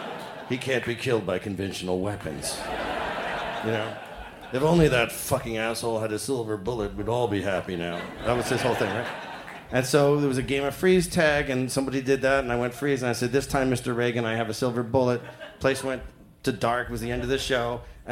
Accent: Toronto, Ontario, Canada; Now, I'm from Toronto, and I'm like, what the fuck is that?

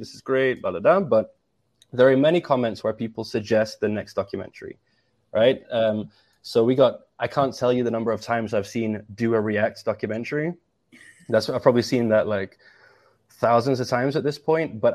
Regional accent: England, United Kingdom; I'm English

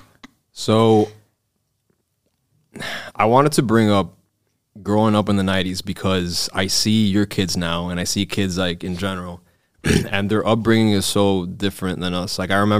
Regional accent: Hialeah, Florida, United States; This is so, growing up in Hialeah in the 90s, bro.

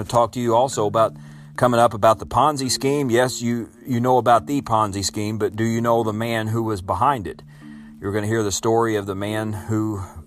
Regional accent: Illinois, United States; in my home state

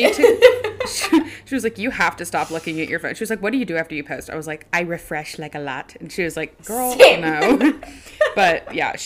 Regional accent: Louisiana, United States; moved away as an adult; now in Alabama, United States; I'm not from Alabama, so we don't have tornadoes in Louisiana

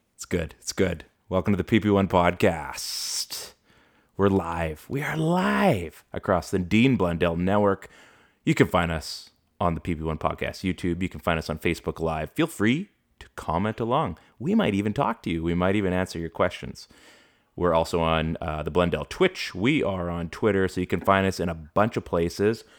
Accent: Canada; I've grown up, you know, we've we've grown up in Canada

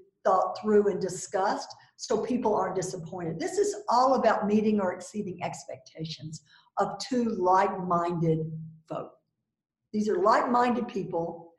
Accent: the South, United States; I'm from the South, so I've got a certain, you know, thing around being a Southern woman.

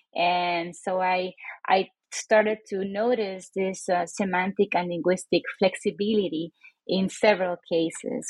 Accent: San Juan, Puerto Rico; moved away as an adult; now in Reno, United States; I was born and raised in San Juan, Puerto Rico, a little island in the Caribbean

